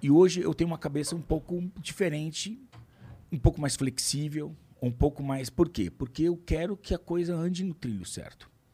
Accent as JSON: {"language": "Portuguese", "country": "Brazil"}